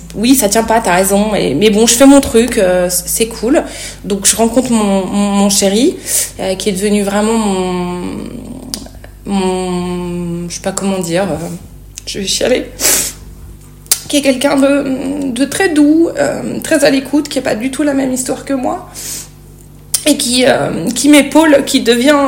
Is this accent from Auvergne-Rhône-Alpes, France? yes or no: yes; Clermont-Ferrand, Auvergne-Rhône-Alpes, France; moved away as an adult; also born or lived in Paris; je quitte ma ville natale Clermont-Ferrand